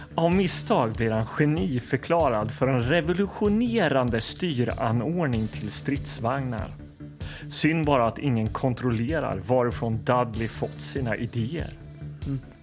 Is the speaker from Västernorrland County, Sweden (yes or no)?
no; Linköping, Östergötland, Sweden; Hallgatan där jag växte upp